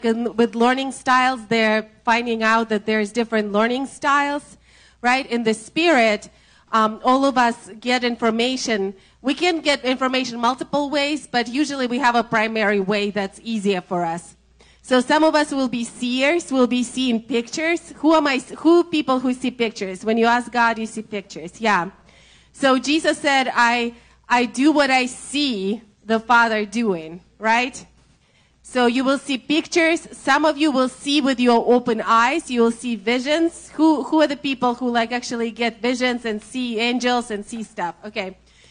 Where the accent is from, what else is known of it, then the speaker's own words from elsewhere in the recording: Russia; accent: Russian; English is a second language; My Russian accent